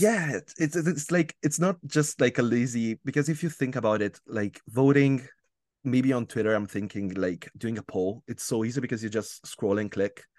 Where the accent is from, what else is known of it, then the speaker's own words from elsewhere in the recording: Italy; English is a second language; am from Italy